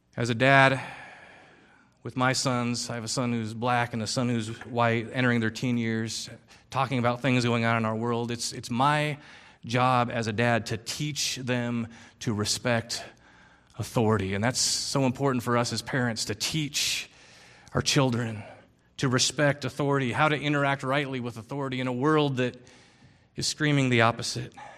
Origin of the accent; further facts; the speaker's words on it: Philippines; I grew up in the Philippines